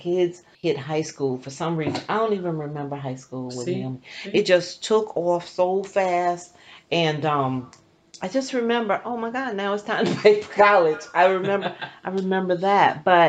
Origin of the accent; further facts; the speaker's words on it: South Carolina, United States; now in Easton, Pennsylvania, United States; I'm from South Carolina.